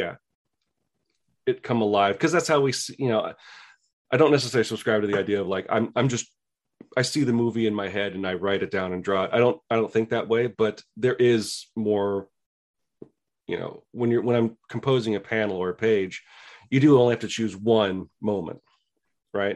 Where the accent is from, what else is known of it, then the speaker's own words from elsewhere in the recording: San Luis Obispo, California, United States; I grew up in a place called San Luis Obispo, middle point between San Francisco and LA.